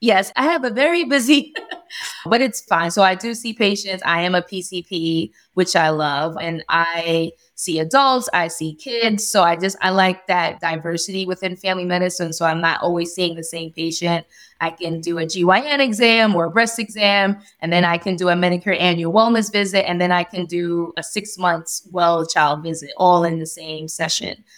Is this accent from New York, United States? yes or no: yes; New York, United States; moved away as an adult; now in Delaware, United States; born and raised in New York, family moved into Delaware, and we love it.